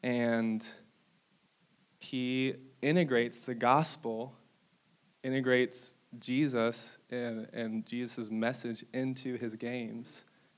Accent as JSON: {"language": "English", "country": "Brazil", "tie": "born there", "said": "so I was like a missionary kid. I was born in Brazil."}